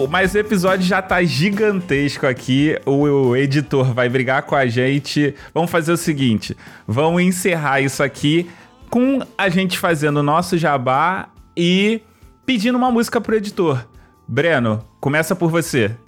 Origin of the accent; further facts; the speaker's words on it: Rio de Janeiro, Brazil; eu sou do Rio, né? E o Rio de Janeiro não tem uma cultura muito forte de rap